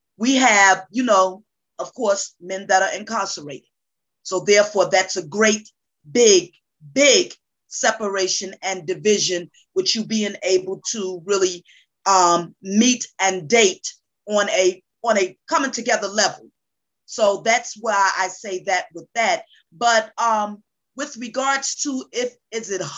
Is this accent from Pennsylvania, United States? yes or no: no; Newark, New Jersey, United States; now in Georgia, United States; I am originally from Newark, New Jersey, relocated to the state of Georgia. I'm a Jersey girl in a Georgia world.